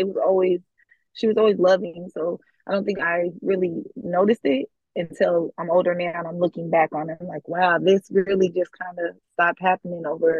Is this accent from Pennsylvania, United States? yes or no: no; California, United States; moved away; Like I said, I'm not from here. I'm from California. We moved here.